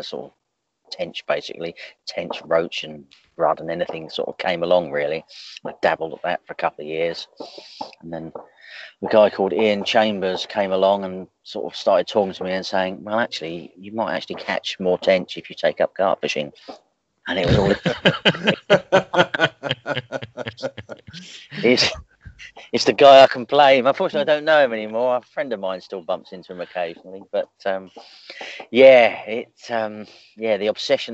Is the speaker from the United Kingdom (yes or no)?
yes; Suffolk, East of England, United Kingdom; moved away as an adult; also born or lived in Ipswich / Felixstowe; now in Southampton, United Kingdom; I come from Suffolk and used to fish a lot of sort of the Suffolk waters and the Norfolk waters